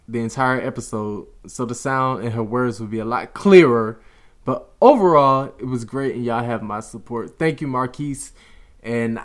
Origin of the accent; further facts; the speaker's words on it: Orlando, Florida, United States; I was born in Orlando